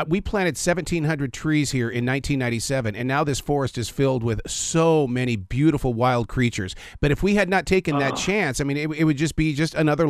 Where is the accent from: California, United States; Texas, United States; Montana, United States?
Montana, United States; I am from Montana